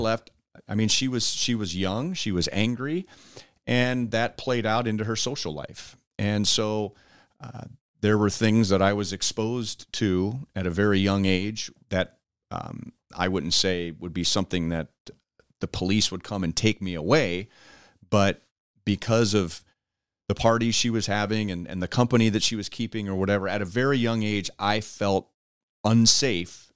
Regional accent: Los Angeles, California, United States; moved away as an adult; now in Kansas City, United States; I grew up in Los Angeles and they were living in New Mexico

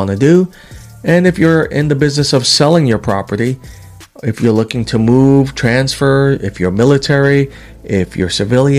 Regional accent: New York City, New York, United States; moved away as an adult; now in Alaska, United States; New Yorkerican, growing up in Woodhaven, Queens in the 1970s, and graduating from high school in 88, leaving for the military

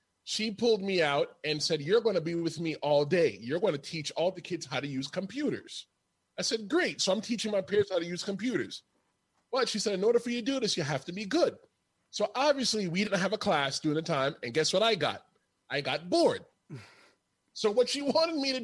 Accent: New York City, New York, United States; growing up in New York City in the Bronx

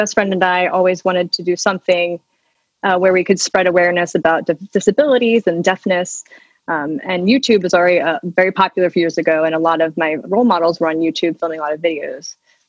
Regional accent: Washington, United States; So I grew up in Washington State, close to Seattle, and I've lived here essentially my whole entire life and consider myself a native Washingtonian.

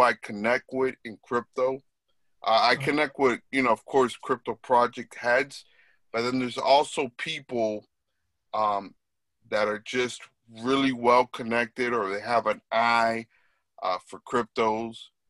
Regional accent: South Florida, United States; also born or lived in New York; I grew up in South Florida.

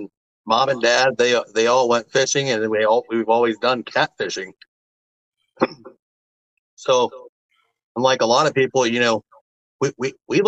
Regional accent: Ohio, United States; I'm actually from Ohio, born and raised.

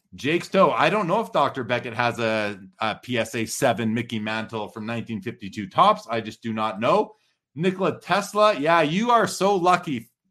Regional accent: Canada; as a Canadian

